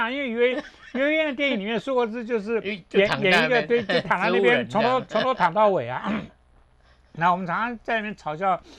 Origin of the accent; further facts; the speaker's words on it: Taiwan; 我是不是从台湾的本土的观点？或者从从我这样子土生土长的这样子一个概念 去做台湾的一些文化的一些作品、一些艺术的东西。